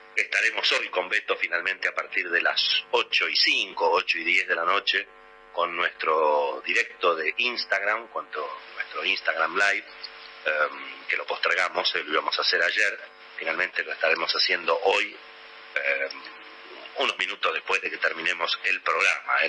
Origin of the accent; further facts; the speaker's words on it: Argentina; somos prisioneros los argentinos